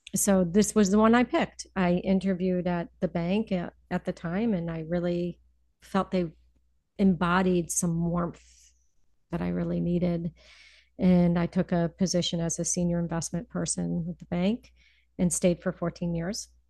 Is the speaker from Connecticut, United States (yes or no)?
yes; Wethersfield, Connecticut, United States; also born or lived in New York City; now in Berkshires, United States; I am originally from uh, just outside of Hartford, Connecticut, a little okay. suburb, Wethersfield, okay. Connecticut